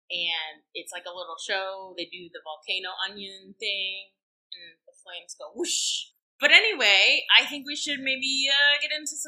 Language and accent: English; Florida, United States; we're both from Florida. Well, not from originally, but we met in Florida going to school there.